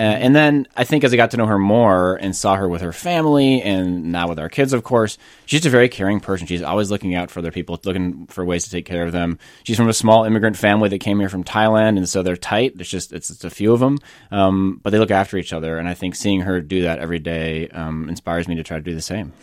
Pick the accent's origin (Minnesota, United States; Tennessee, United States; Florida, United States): Minnesota, United States; Northfield; moved away as an adult; also born or lived in Silicon Valley, California; My parents were from Iowa, and I grew up in the Midwest.